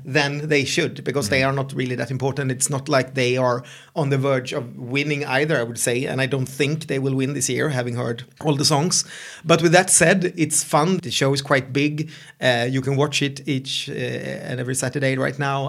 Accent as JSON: {"language": "English", "country": "Sweden", "second_language": "English", "said": "I'm your Swedish host"}